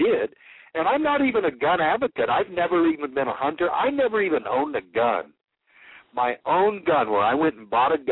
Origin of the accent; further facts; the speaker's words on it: Arizona, United States; moved away as an adult; I hadn't even lived in Arizona for 12 years. And I'd never been a cop in Arizona or in my hometown. I moved back into town